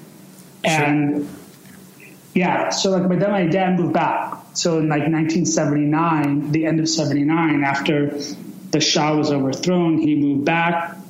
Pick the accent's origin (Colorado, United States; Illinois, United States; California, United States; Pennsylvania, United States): Illinois, United States; Chicago; my parents immigrated to the United States from Iran in 1973, and I was born in 1975 in Chicago. And, I was basically raised in Chicago. I lived 1 year in Iran when I was really, really young.